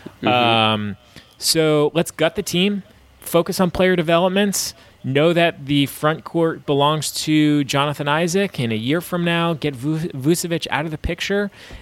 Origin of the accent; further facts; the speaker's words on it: Brooklyn, New York, United States; Yo, I'm from Brooklyn.